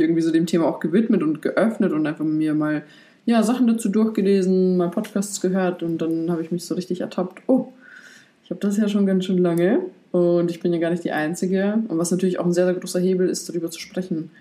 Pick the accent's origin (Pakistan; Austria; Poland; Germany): Poland; moved away; Ich komme gebürtig aus Polen